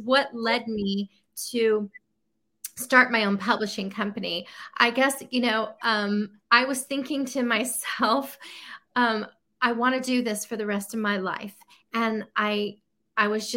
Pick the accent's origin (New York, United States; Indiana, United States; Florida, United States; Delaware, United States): Florida, United States; Tampa; moved away as an adult; now in Nashville, United States; I'm from Tampa, Florida